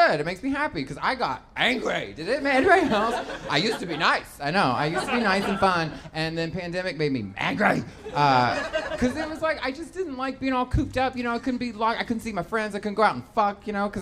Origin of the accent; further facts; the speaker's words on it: Texas, United States; I'm from Texas